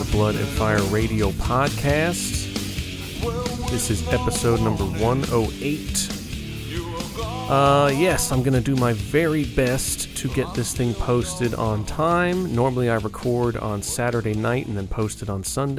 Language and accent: English; United States; from Yonkers, New York, which is my father's hometown and not far away from my hometown